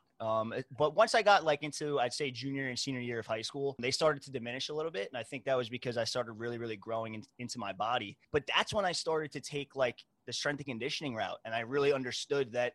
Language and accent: English; New York, United States; I was born and raised in New York